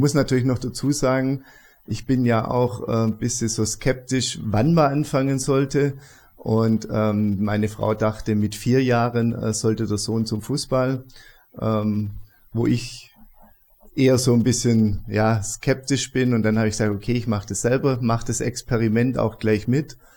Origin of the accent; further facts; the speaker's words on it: Stuttgart, Baden-Württemberg, Germany; now in Augsburg, Germany; ich bin in Stuttgart groß geworden. Ähm, auch im Süden ist es, ähm, wohne mittlerweile in Augsburg